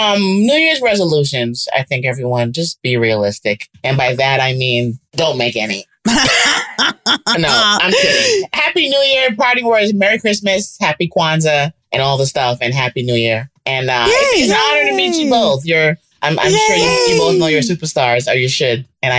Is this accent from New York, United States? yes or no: yes; New York, United States; moved away as an adult; also born or lived in Los Angeles, United States / Jamaica; I lived in LA for 20 years. I moved back where I'm from in New York about 4.